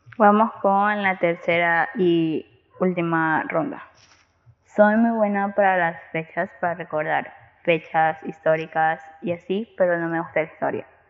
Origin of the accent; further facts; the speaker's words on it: Guayaquil, Guayas, Ecuador; Soy de Ecuador, Guayaquil.